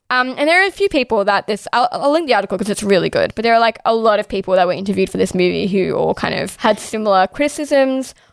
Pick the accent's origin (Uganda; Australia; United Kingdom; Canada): Australia